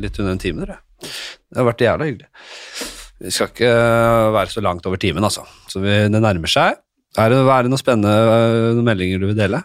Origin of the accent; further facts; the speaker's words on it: Oslo, Norway; jeg kommer jo fra Nordstrand, ikke sant? så jeg skal være helt ærlig med at jeg vokste opp med ganske så blenda hvitt miljø rundt meg